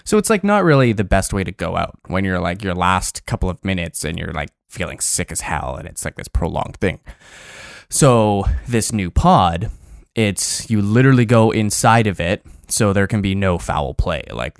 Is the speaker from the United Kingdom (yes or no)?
no; Toronto, Ontario, Canada; born there; I was born in Toronto. Didn't grow up there.